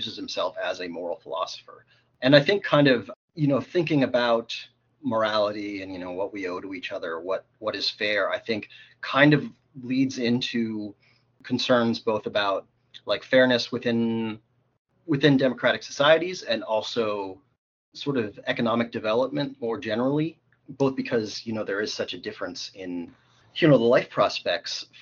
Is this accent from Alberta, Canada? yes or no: yes; Calgary, Alberta, Canada; moved away as an adult; also born or lived in Baltimore, United States; now in Toronto, Canada; I was born in Baltimore, grew up in Calgary, came out to U of T for school